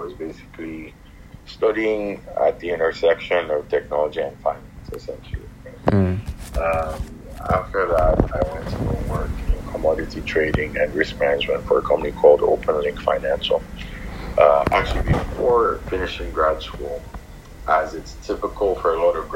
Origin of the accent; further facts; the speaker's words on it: Ilorin, Kwara, Nigeria; moved away as an adult; also born or lived in Abeokuta, Nigeria / Rhode Island, United States / Boston, United States / Toronto, Canada; So I was born and raised in Ilorin, and then ended up leaving Ilorin to finish secondary school in Abeokuta